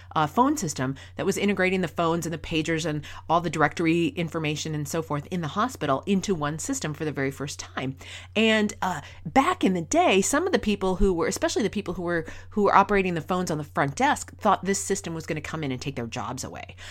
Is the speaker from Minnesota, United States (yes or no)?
yes; rural Minnesota, United States; moved away as an adult; also born or lived in Boston; I was born and raised in Minnesota, in rural Minnesota. I grew up on a lake out in the country